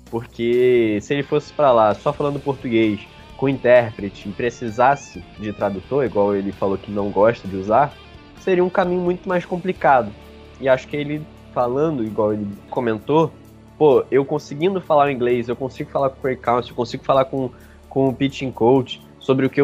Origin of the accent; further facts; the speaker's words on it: Brazil; Porque eu sou do Brasil, sabe? E quando os turistas vão para lá, eles vão sem falar